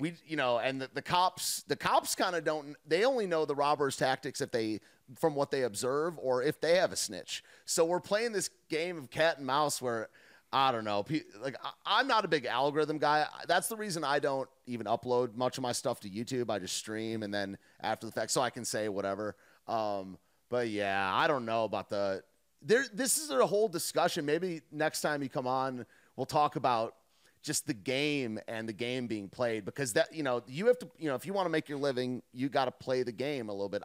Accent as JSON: {"language": "English", "country": "United States", "said": "I am an American"}